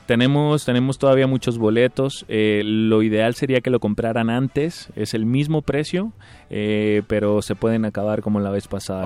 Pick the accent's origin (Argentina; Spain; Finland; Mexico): Mexico; Tijuana, Baja California; vengo desde Tijuana.